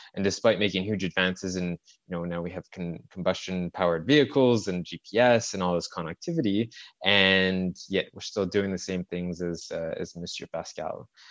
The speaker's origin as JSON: {"language": "English", "town": "Montreal", "region": "Quebec", "country": "Canada", "tie": "born or raised there", "said": "it's my, it's my hometown. I grew up in, uh, in the suburbs of Montreal"}